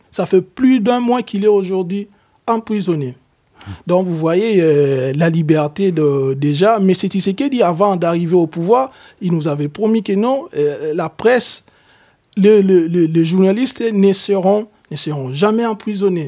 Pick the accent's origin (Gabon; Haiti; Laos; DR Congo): DR Congo; moved away as an adult; also born or lived in Lithuania / Germany; now in France; Je suis de nationalité congolaise. Je viens de la République démocratique du Congo